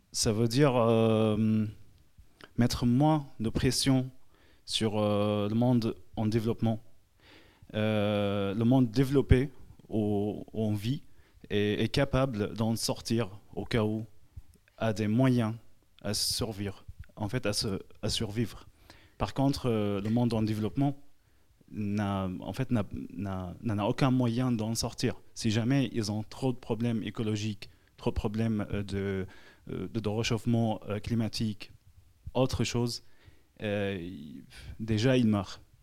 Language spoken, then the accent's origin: French; Syria; now in Lyon, France; J'ai grandi en Syrie